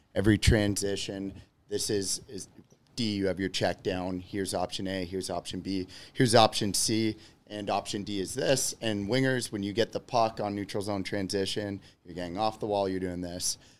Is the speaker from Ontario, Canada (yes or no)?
yes; Georgetown, Ontario, Canada; moved away as an adult; also born or lived in Clinton, New York / Rochester; now in Chicago, United States; I am originally from Georgetown, Ontario